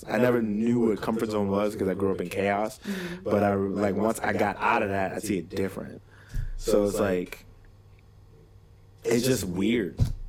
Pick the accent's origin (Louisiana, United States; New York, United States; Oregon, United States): New York, United States; New York City; now in Los Angeles, United States; I grew up in a little bubble. I grew up in Brooklyn.